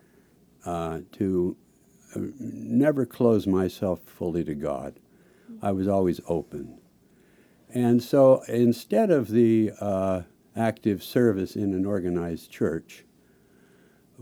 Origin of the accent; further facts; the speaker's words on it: Salt Lake City, Utah, United States; moved away as an adult; also born or lived in Washington, D.C.; I grew up out in Salt Lake City, and I came east to study